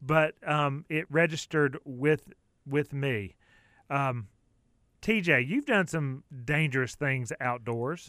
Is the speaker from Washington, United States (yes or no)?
no; Clover, South Carolina, United States; I grew up in Clover, South Carolina